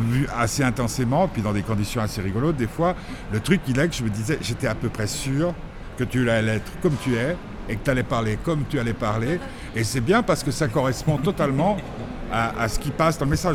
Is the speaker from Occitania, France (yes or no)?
no; Nice, Provence-Alpes-Côte d'Azur, France; moved away; j'ai grandi à Nice